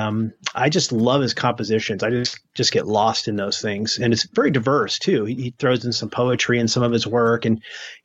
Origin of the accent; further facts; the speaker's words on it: New England, United States; moved away; also born or lived in New Hampshire / Maine; I grew up in the Northeast in New England, in New Hampshire and Maine